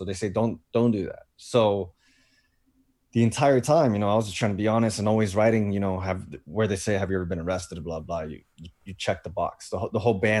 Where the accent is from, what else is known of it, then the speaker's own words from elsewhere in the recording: Fort Lauderdale, Florida, United States; I'm basically going back home to where I grew up in Fort Lauderdale.